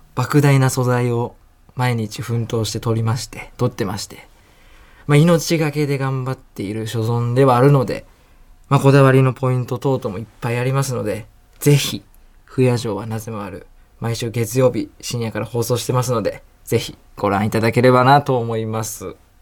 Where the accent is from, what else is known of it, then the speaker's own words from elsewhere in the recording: Osaka, Japan; moved away; 僕は大阪の飛田新地の近く